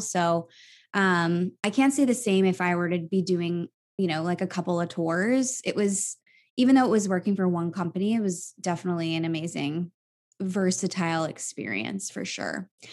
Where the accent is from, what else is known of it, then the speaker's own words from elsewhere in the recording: Virginia, United States; moved away as an adult; also born or lived in New York; my hometown of Virginia